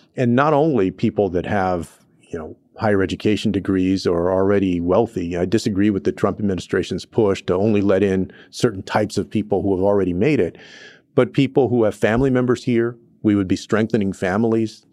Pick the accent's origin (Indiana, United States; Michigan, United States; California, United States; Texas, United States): Texas, United States; places like Houston in my home state of Texas